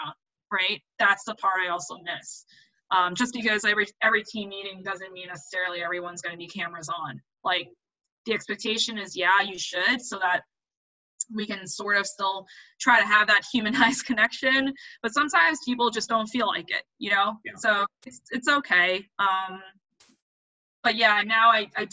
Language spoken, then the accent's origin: English; New York City, New York, United States; I am a New Yorker